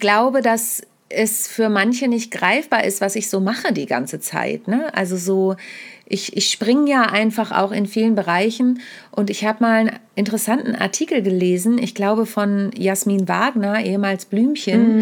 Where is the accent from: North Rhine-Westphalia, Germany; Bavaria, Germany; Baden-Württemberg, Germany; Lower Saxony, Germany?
Lower Saxony, Germany; Südheide; also born or lived in Kassel; now in Hamburg, Germany; Ich bin ja in der Südheide groß geworden. Mhm. Ich bin mhm. zwar geboren in Kassel, aber mit vier bin ich in die Südheide gezogen.